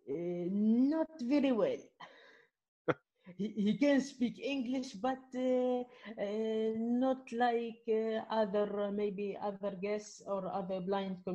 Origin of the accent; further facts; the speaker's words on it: Midoun, Medenine, Tunisia; English is a second language; here in my hometown in Midun, Jerba